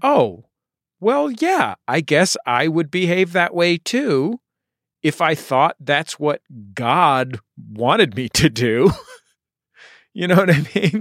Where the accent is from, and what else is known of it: San Francisco, California, United States; born or raised there